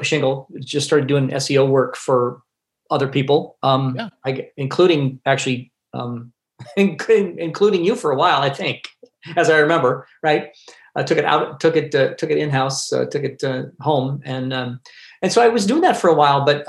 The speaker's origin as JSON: {"language": "English", "region": "Northern California", "country": "United States", "tie": "born or raised there", "also_born_or_lived": "Seattle / Milwaukee, Wisconsin", "moved": "as an adult", "said": "I grew up in Northern California"}